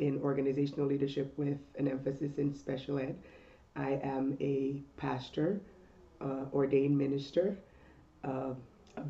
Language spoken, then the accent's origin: English; Jamaica; moved away as an adult; now in United States; I'm an immigrant, born and raised in Jamaica, came to the United States as a young adult at 21